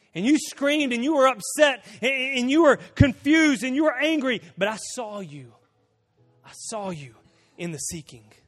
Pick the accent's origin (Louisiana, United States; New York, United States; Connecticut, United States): Louisiana, United States; Bastrop; moved away; Bastrop, my hometown I, I was born in.